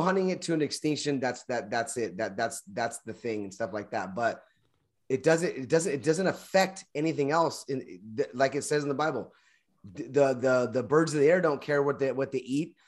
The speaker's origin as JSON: {"language": "English", "region": "Kentucky", "country": "United States", "said": "I'm from Kentucky"}